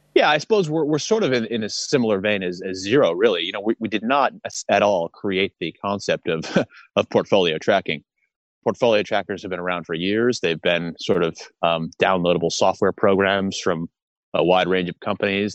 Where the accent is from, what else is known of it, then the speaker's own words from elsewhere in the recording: United States; moved away as an adult; now in Australia; I'm an American um, li- li- have been living in Australia for years